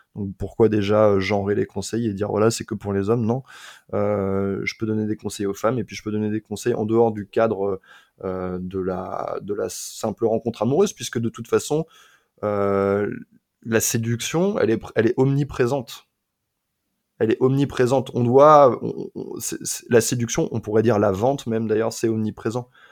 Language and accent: French; La Ferté-Bernard, Pays de la Loire, France; moved away; also born or lived in Le Mans; la ville euh, dans laquelle j'ai passé une partie de mon enfance s'appelle La Ferté-Bernard